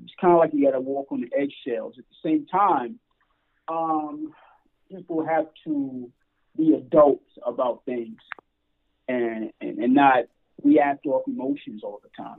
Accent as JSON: {"language": "English", "town": "New York City", "region": "New York", "country": "United States", "said": "We're from Brooklyn"}